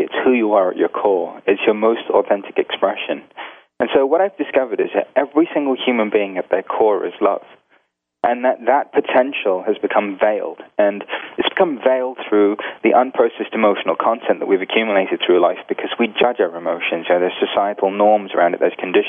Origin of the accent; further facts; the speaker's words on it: India; Now, being Indian also, on the weekends, you go see gurus and you watch Bollywood movies.